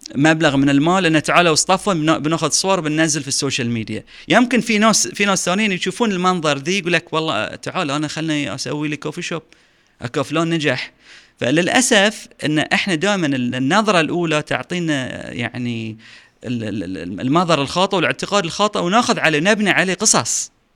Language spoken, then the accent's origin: Arabic; Bahrain; عندنا في البحرين